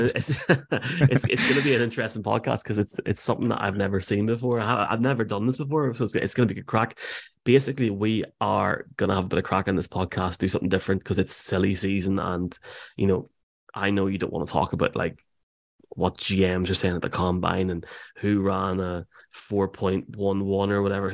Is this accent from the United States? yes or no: no; Tyrone, Northern Ireland, United Kingdom; I'm not from Antrim anyway. Uh, I'm from Truro, and obviously, uh, apparently, Mark, the most hated county in Ireland